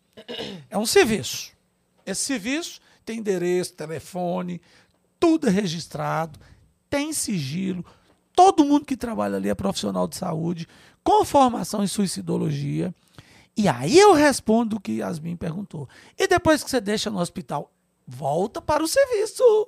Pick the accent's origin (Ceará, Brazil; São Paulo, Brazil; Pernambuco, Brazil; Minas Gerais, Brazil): Minas Gerais, Brazil; Grão Mogol; moved away as an adult; also born or lived in Montes Claros / Brasília; eu estudei em escola pública, lá em Gromogol, onde eu nasci, minha cidadezinha no norte de Minas